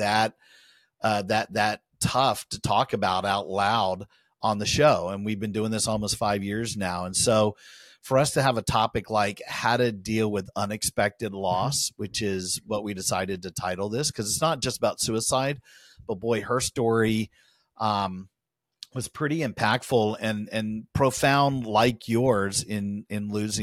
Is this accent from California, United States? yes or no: no; Winter Garden, Florida, United States; here in my hometown in Winter Garden